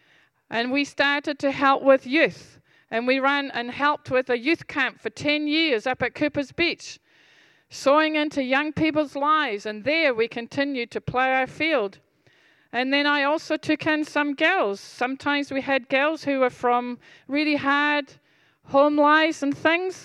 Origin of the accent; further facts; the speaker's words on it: Scotland, United Kingdom; I'm Scottish